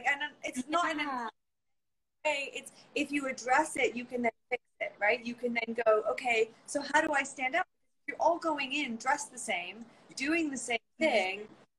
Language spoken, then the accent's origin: English; England, United Kingdom; moved away; And what happens often, I find here, is then I moved from England, and I had done theater, and I was ready